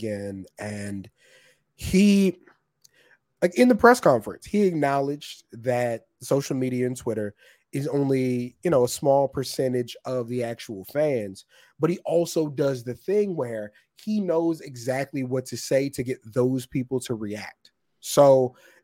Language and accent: English; Texas, United States; I'm from Texas